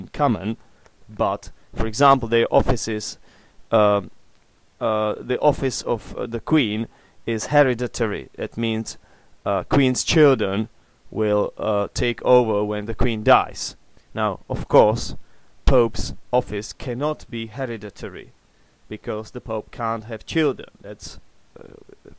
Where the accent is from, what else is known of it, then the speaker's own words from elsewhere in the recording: Czechia; English is a second language; I'm an atheist, which is something typical for the Czech Republic